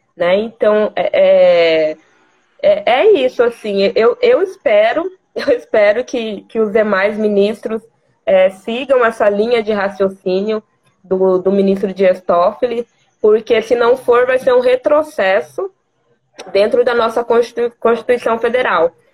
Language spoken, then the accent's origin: Portuguese; Vila Bela da Santíssima Trindade, Mato Grosso, Brazil; sou natural de Vila Bela da Santíssima Trindade, terra de Teresa de Benguela e a primeira capital do estado de Mato Grosso